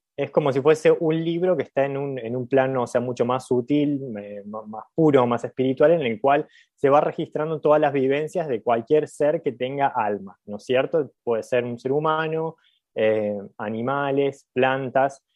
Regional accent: Villa Carlos Paz, Córdoba, Argentina; accent: cordobés tonada; soy de Carlos Paz, nací en Carlos Paz.

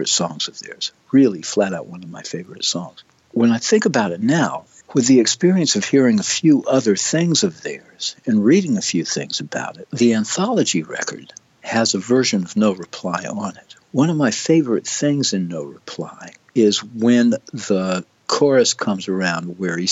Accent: United States; being American

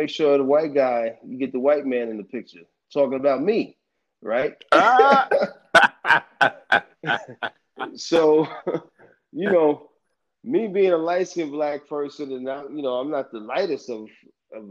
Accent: United States; being Black American, we have, I guess, no nationality, so to speak. I guess that's why we call ourselves Black American.

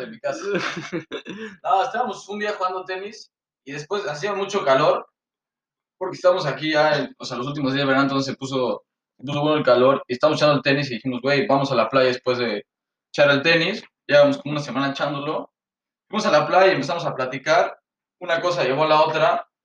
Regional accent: Mexico City, Mexico; now in Canada; somos un chilango y un poblano. Yo soy el chilango

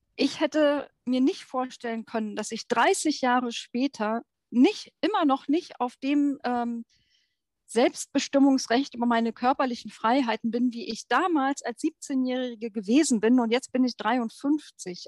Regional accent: Brandenburg, Germany; Ich bin 1968 in Brandenburg geboren

